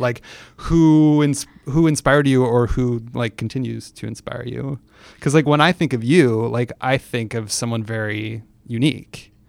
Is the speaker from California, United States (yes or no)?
yes; San Francisco, California, United States; I grew up in San Francisco